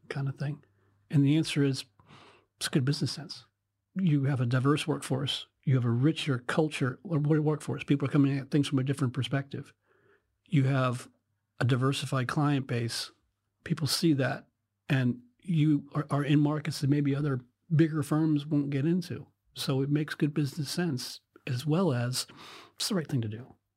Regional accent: Western Pennsylvania, United States; moved away as an adult; now in United Kingdom; I was born in Western Pennsylvania a long time ago.

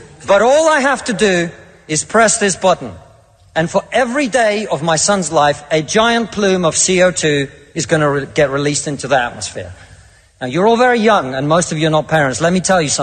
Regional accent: Russia; now in United Kingdom; I come from Russia, which is not a poor country.

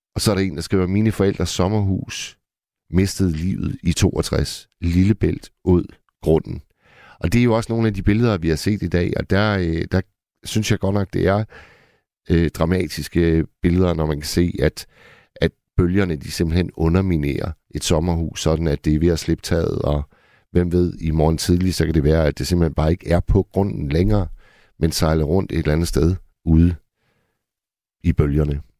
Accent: Hirtshals, North Denmark Region, Denmark; oppe i Hirtshals, hvor jeg kommer fra

